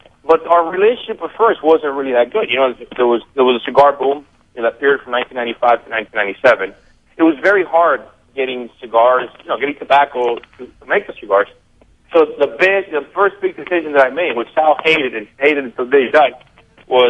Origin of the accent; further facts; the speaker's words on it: Honduras; now in United States; I was born in Honduras. We're born in Honduras, and about a week after I was born, we moved to Hamastron